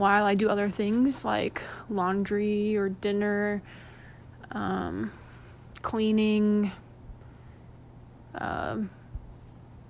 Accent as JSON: {"language": "English", "town": "Bentonville", "region": "Arkansas", "country": "United States", "tie": "born or raised there", "also_born_or_lived": "Arizona", "said": "I am originally from Arkansas, around the Bentonville area, for those of you who know about Walmart. I was born in Arizona, but moved to Arkansas when I was 7 and lived there most of my life."}